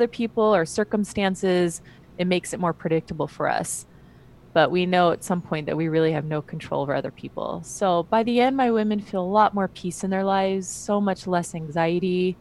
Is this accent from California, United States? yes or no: yes; California, United States; also born or lived in Utah; I'm from California